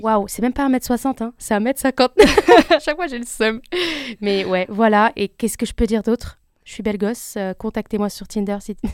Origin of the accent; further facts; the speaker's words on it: France; je suis algérienne turque d'origine, née en France